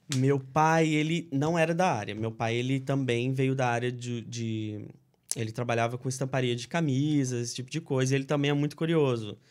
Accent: Linhares, Espírito Santo, Brazil; moved away as an adult; also born or lived in Cachoeiro de Itapemirim / Marataízes; now in United States; eu sou capixaba, sou do Espírito Santo

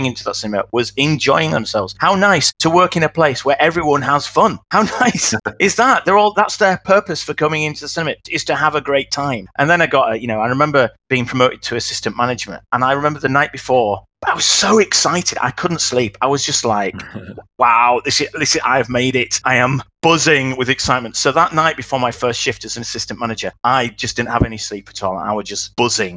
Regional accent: Wakefield, Yorkshire and the Humber, United Kingdom; accent: Yorkshire; moved away as an adult; now in London, United Kingdom; I'm from Yorkshire originally

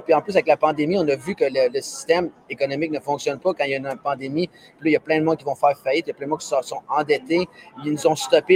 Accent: Quebec, Canada; je suis un Québécois, puis, tu sais, je suis fier de ça

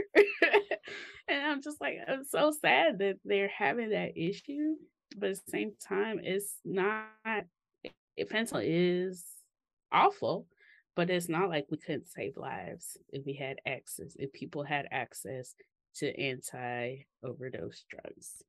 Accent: Mississippi, United States; growing up in Mississippi

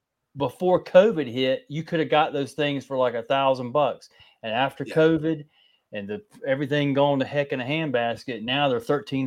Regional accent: North Carolina, United States; also born or lived in Fort Myers, Florida; Well, I was born in Fort Myers, and then we moved from there when I was about 2, and then I moved back in 1984, and I stayed down there till like 87, and then moved back up here to North Carolina in 87.

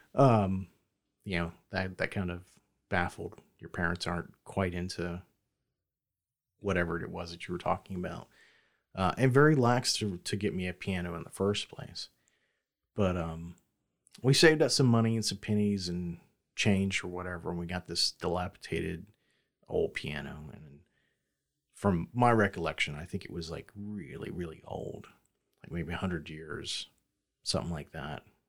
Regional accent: the South, United States; growing up in the South

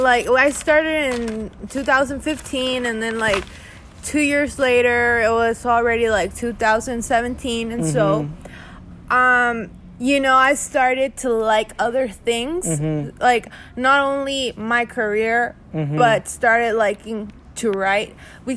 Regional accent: Victoria, Tamaulipas, Mexico; One of the things that our family currently is living here in Victoria, and we're from Victoria, actually. You were born here, and I was born here, too.

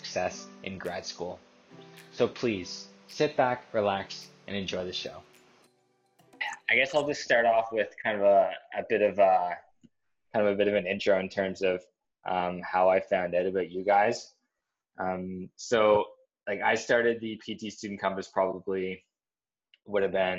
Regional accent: New Brunswick, Canada; moved away as an adult; I'm originally from New Brunswick in Canada

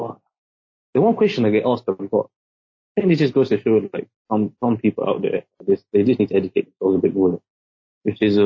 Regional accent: London, United Kingdom; first language English; moved away as an adult; now in Singapore; I moved from Singapore to London when I was 7, like with my whole family.

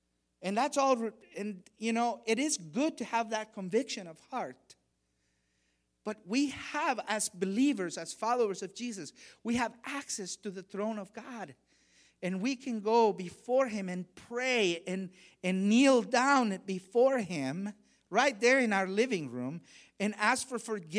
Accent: Honduras; English is a second language; I remember when I was a kid, I grew up very religious. I grew up in Latin America, in Honduras, and I remember when I was an altar boy

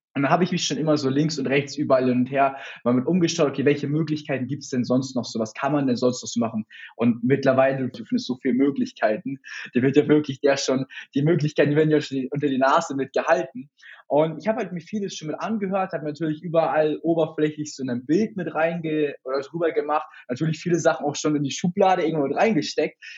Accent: Hamburg, Germany; komme aus Hamburg, selber auch gebürtig

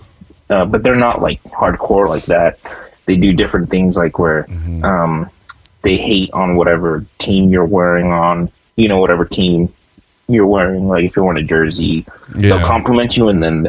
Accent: United States; I'm from America

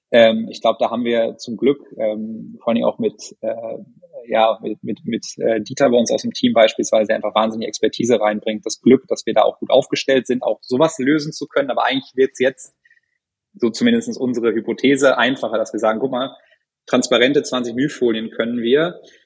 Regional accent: North Rhine-Westphalia, Germany; moved away; ich bin in Ostwestfalen aufgewachsen

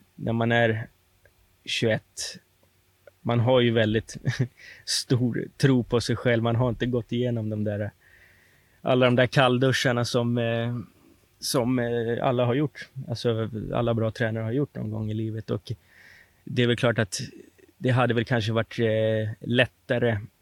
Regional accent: Sollentuna, Stockholm County, Sweden; Jag var uppvuxen i Sollentuna

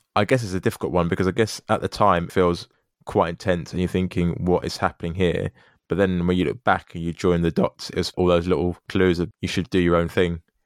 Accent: United Kingdom; born here

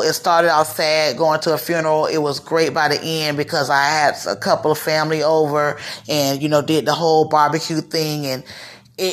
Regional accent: Broward County, Florida, United States; also born or lived in Dade County, Florida; When I moved from Dade County to Broward County

